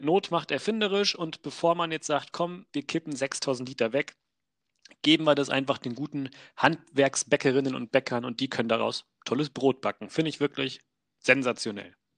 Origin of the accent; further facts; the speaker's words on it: Wolfsburg, Lower Saxony, Germany; ich komme aus Wolfsburg